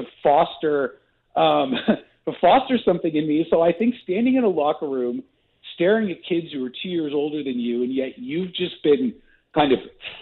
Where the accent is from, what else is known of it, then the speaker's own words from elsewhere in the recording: Southern California, United States; moved away; also born or lived in Canada; I was born in Canada. I grew up in Southern California. I moved back to Canada